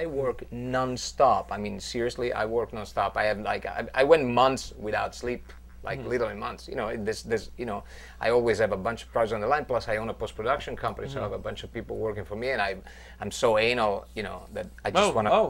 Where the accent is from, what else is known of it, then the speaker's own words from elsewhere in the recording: Van Nuys, California, United States; I'm from Van Nuys.